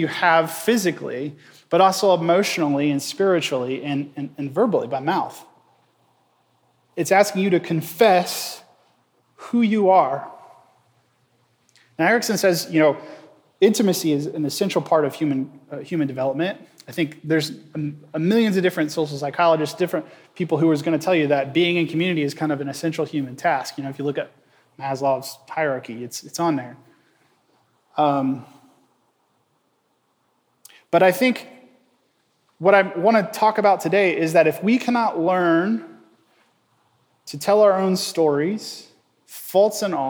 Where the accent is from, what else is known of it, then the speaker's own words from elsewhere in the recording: Indiana, United States; moved away as an adult; now in Nashville, United States; We grew up in Indiana